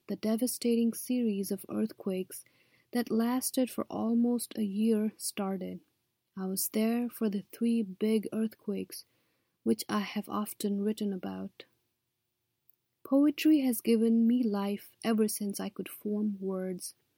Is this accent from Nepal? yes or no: yes; Kathmandu, Bagmati, Nepal; moved away as an adult; now in United States; I was born in Kathmandu, Nepal, and came to the U S as a student.